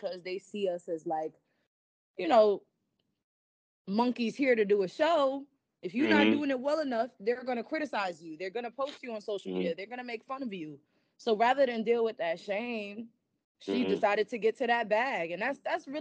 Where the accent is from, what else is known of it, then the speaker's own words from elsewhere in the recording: New York City, New York, United States; I'm from the Bronx